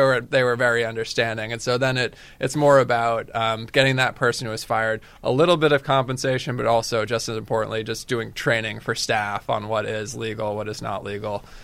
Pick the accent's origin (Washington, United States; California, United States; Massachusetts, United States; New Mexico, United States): Massachusetts, United States; Falmouth; I'm from Falmouth.